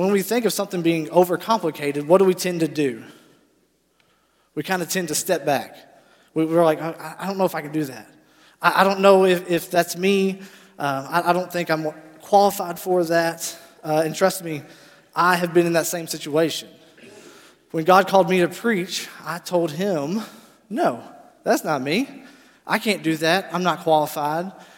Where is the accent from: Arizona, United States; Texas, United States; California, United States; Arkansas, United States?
Arkansas, United States; Paragould; I am from Paragould, Arkansas, born and raised there